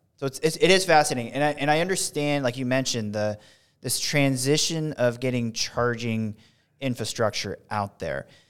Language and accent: English; West Coast, United States; moved away; I'm from the West Coast a, and got moved out here